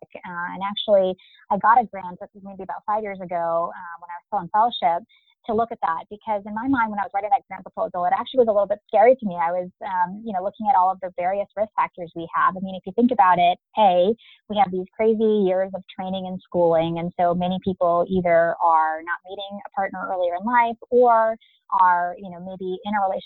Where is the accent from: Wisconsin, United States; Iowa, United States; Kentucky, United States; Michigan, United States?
Michigan, United States; moved away as an adult; also born or lived in Chicago, Illinois / North Carolina / New York City; I am a Midwesterner originally. I was born in Chicago and grew up in Michigan. So that's kind of where I spent the first 18 years of my life